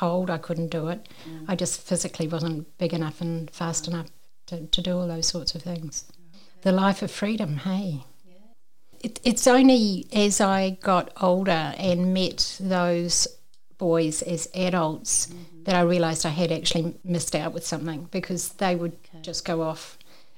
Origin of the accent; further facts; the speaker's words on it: New Zealand; accent: Kiwi; I'm a Kiwi, as you can probably tell by the accent